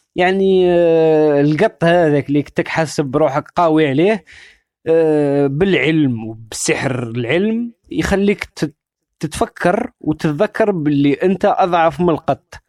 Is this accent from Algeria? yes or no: yes; Algeria; الجزائر بالنسبة لي آه، منطقة آه، كبرت فيها وترعرعت فيها